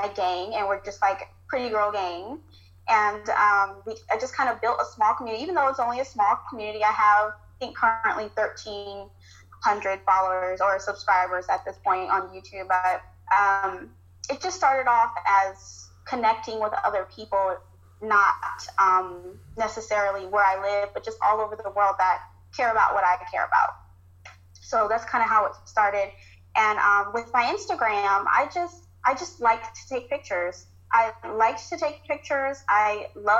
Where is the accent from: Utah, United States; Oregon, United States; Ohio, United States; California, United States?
California, United States; moved away as an adult; now in Virginia, United States; I'm from California, born and raised, never moved until now.